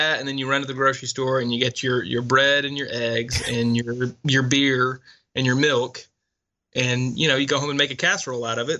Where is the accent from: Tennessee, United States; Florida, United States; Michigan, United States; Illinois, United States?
Tennessee, United States; my home state.